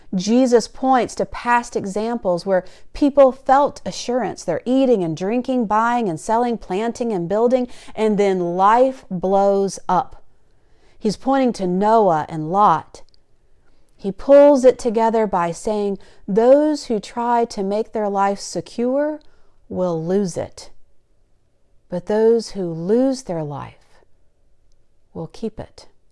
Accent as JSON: {"language": "English", "region": "the South", "country": "United States", "tie": "born or raised there", "said": "Growing up in the South"}